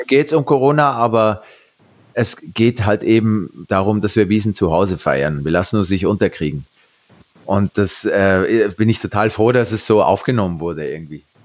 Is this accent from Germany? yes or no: no; Switzerland; ich bin Schweizer